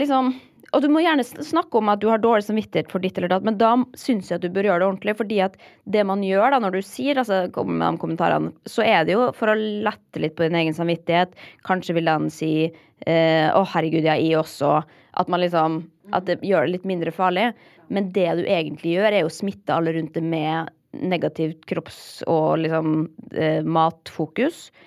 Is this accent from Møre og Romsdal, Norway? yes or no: yes; Molde, Møre og Romsdal, Norway; moved away as an adult; also born or lived in Oslo; da jeg flytta fra Molde da, etter videregående